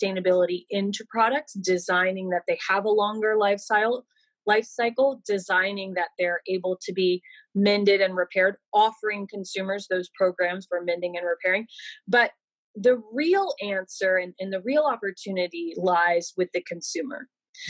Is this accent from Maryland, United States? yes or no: no; Georgia, United States; also born or lived in New York; now in Los Angeles, United States; I live in Los Angeles. I consider myself a New Yorker because I lived there for 10 years, but I'm from Georgia